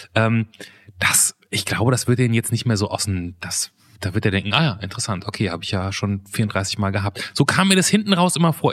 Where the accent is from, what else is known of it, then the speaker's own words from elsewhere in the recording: Germany; Ich bin ja quasi an der holländischen Grenze groß geworden und im Prinzip halber Holländer.